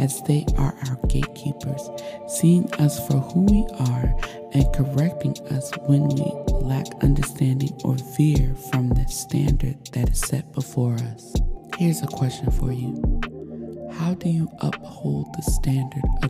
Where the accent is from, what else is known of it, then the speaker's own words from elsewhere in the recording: United States; growing up in America